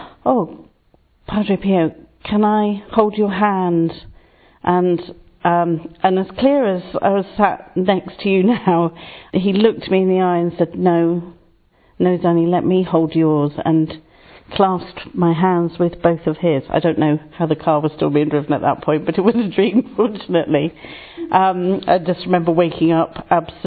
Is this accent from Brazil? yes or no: no; England, United Kingdom; also born or lived in Salisbury; I'm English and living here in Salisbury.